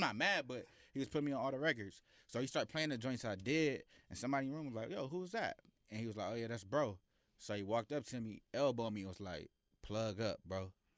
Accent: Carson, California, United States; I'm from Carson, California.

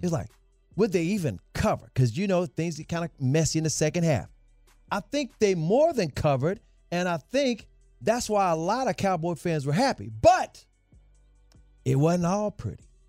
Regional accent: Memphis, Tennessee, United States; I'm from Memphis, too

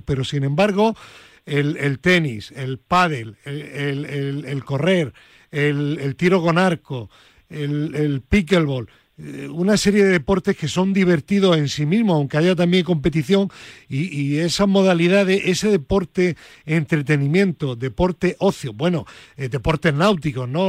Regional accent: Granada, Andalusia, Spain; mi tierra, a Granada

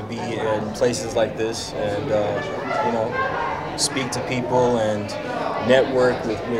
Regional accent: Dallas, Texas, United States; I'm from Dallas, Texas. I grew up, you know, mom worked, you know, in the industry. My dad, you know, worked for the city.

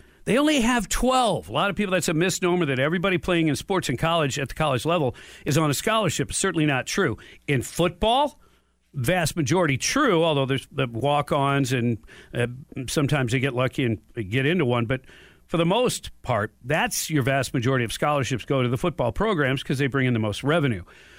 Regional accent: Detroit, Michigan, United States; Well, I was born in Detroit.

